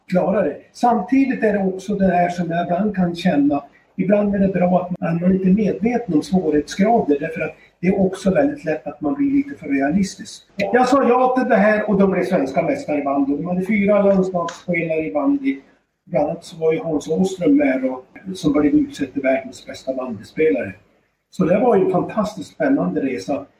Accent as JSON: {"language": "Swedish", "town": "Styrnäs", "region": "Västernorrland County", "country": "Sweden", "tie": "born or raised there", "said": "I den bygd jag växte upp i Styrnäs"}